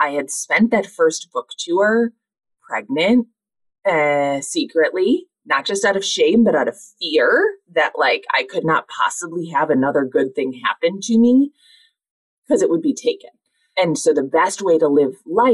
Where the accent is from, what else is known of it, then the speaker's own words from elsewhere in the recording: Minnesota, United States; I'm from Minnesota